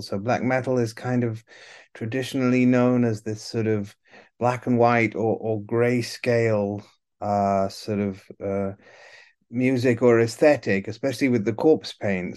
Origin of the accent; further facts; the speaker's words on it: Italy; moved away as an adult; also born or lived in United Kingdom / New York; I'm originally from the UK, but I grew up in Italy